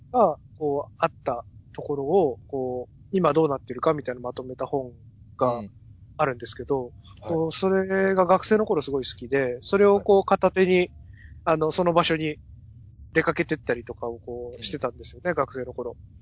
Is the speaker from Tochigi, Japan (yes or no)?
no; Ibaraki, Japan; 茨城出身で茨城在住